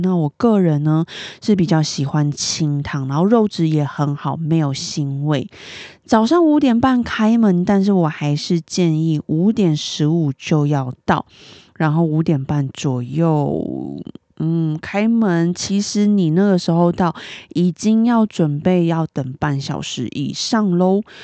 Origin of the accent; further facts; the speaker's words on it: Taipei, Taiwan; 我是台北人嘛，我在台北吃到的意面